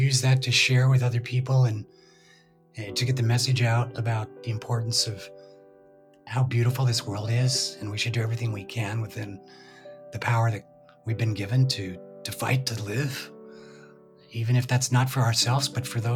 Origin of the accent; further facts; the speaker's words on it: Utah, United States; moved away as an adult; also born or lived in Nashville; growing up in Utah, I was never able to ski